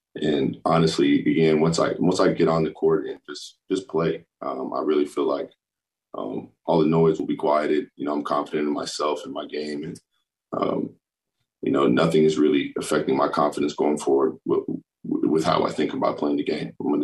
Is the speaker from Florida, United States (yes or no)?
yes; Florida, United States; also born or lived in Hill Air Force Base, Utah; I'm a Florida boy, but I was born in Hill Air Force Base, right up the road from Salt Lake. So, as I said, I'm a military baby, Air Force baby